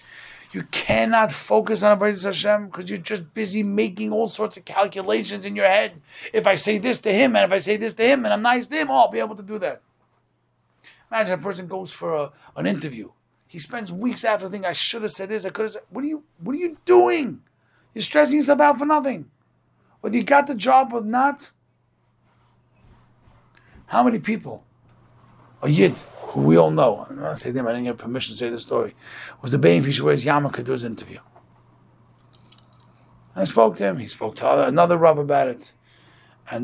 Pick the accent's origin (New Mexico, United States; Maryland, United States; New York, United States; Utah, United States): New York, United States; Brooklyn; I'm from Borough Park